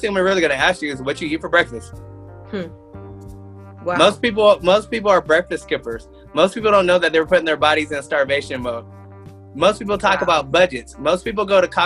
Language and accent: English; Tacoma, Washington, United States; moved away as an adult; also born or lived in Spokane, Washington; I'm from Tacoma, Washington. When I moved mm-hmm. here, when I moved here to go to school at Eastern